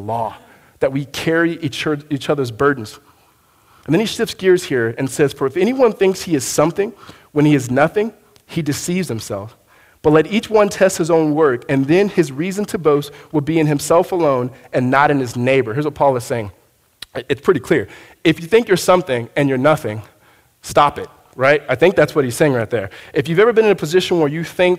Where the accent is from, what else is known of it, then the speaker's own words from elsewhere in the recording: Southern California, United States; moved away as an adult; now in Arizona, United States; I'm from Southern California